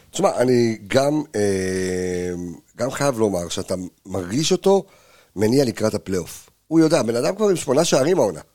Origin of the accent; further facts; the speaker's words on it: Jerusalem, Jerusalem District, Israel; אני ירושלמי